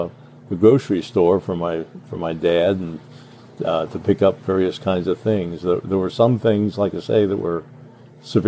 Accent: Cincinnati, Ohio, United States; also born or lived in Newport, Kentucky; I was pretty much raised in Ohio, but born in Kentucky. Only spent about 5 or 6 years there. We moved to Cincinnati in 1942

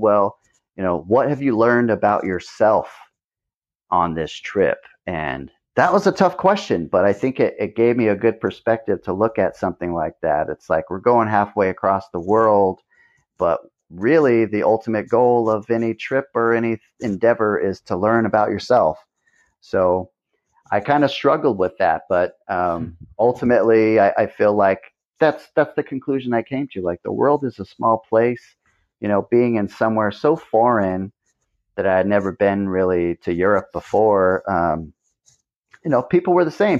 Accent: Hanford, California, United States; now in Ventura, United States; I didn't care much for the mentality of my hometown

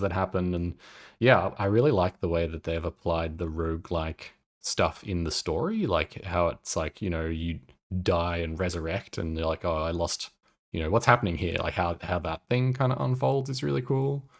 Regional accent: Australia; accent: Australian; my Australian accent

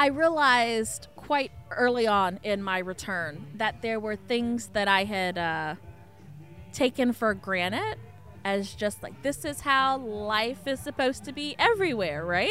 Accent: New Iberia, Louisiana, United States; So I, born and raised in New Iberia, left, came back home.

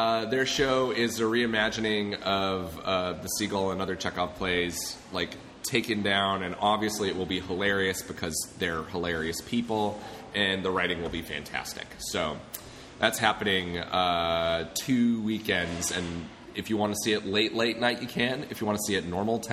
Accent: Golden, Colorado, United States; moved away; I'm from Colorado originally. Golden, Colorado.

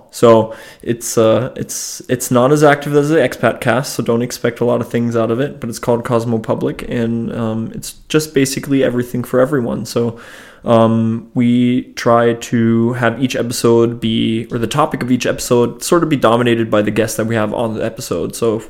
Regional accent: Germany; also born or lived in United States; So I grew up in between two countries. I grew up in Germany and I grew up in the United States

